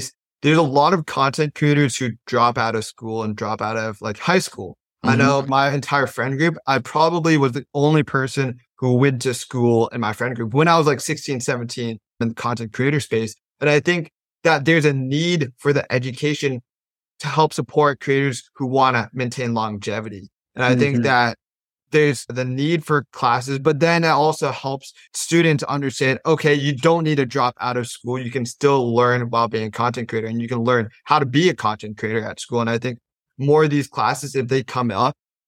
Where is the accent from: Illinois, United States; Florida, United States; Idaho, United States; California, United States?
California, United States; Silicon Valley; I'm a kid from Silicon Valley